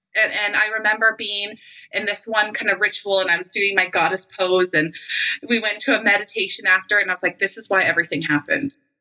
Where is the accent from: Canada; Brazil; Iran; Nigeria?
Canada; also born or lived in Calgary, Alberta; I live in Calgary, Alberta. I'm Canadian